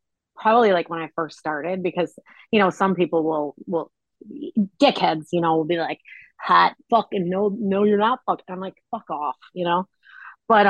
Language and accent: English; Chicago, Illinois, United States; I'm a born and raised on the south side of Chicago girl.